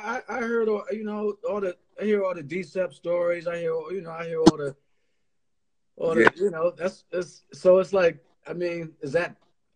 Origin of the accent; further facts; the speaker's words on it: Connecticut, United States; Like I grew up in Connecticut and I was always in New York a lot, but I wasn't in Brooklyn on the reg, you know what I'm saying? Like chilling there. I didn't grow up there.